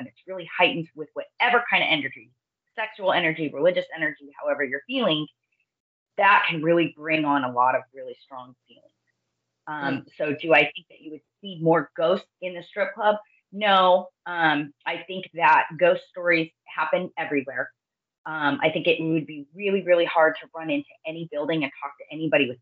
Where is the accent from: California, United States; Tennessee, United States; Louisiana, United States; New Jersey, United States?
California, United States; Northern; also born or lived in Orange County, California; I grew up in the foothills of Northern California where the gold rush happened